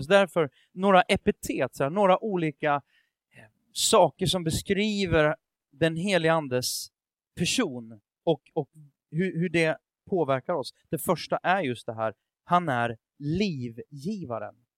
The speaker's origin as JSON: {"language": "Swedish", "country": "Sweden", "said": "jag tänker som svensk"}